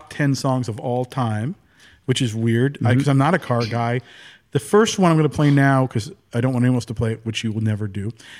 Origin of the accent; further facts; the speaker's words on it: New Jersey, United States; also born or lived in New York; I'm from New Jersey